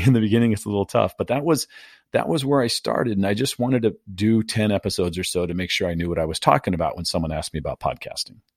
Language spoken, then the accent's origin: English; San Diego, California, United States; born and raised in San Diego